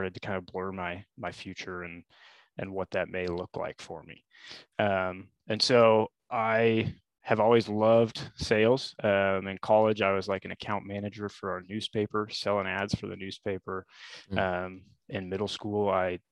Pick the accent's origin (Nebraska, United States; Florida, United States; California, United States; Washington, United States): Nebraska, United States; Lincoln; I was born and raised in Lincoln